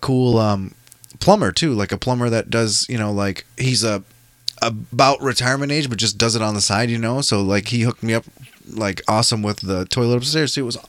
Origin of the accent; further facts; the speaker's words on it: Osage, Iowa, United States; Osage, actually, up north.